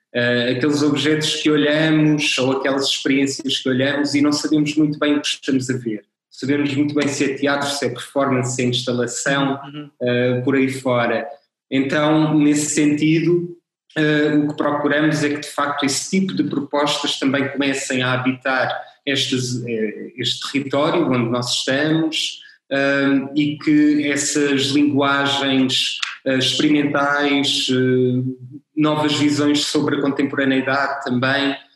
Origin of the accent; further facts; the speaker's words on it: Castelo Branco, Centro, Portugal; also born or lived in Lisbon; eu sou de Castelo Branco, ou seja, eu, eu conheci, conheço o meio, conheço a cidade, uh, saí para Lisboa e depois tive necessidade de voltar.